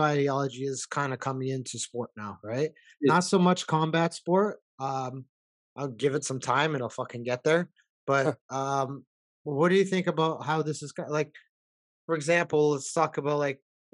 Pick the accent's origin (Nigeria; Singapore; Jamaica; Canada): Canada; I was born and raised here from immigrant parents